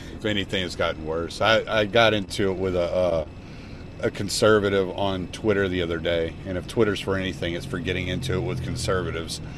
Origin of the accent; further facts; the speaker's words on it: the South, United States; I'm from the South, so I'm related to so many of these people.